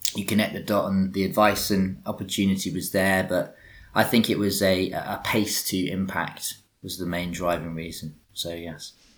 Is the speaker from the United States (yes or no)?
no; England, United Kingdom; accent: English; my English accent